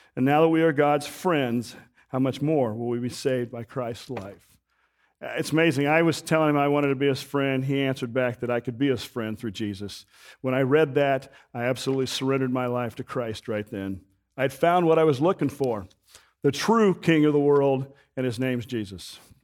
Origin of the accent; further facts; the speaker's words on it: Wichita, Kansas, United States; I grew up in Wichita, Kansas, on the edge of the city